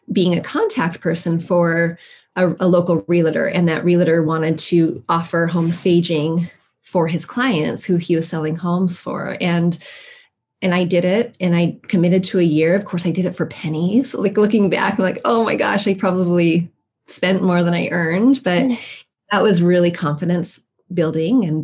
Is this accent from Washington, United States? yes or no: yes; Washington, United States; also born or lived in Iowa; when we moved from Iowa back home to Washington